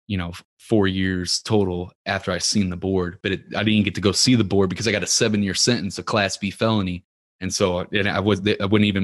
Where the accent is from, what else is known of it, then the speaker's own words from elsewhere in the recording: Ferguson, Missouri, United States; You know, I grew up in Ferguson, Missouri. It's not a rich neighborhood, but we went to the rich neighborhoods and were stealing from cars.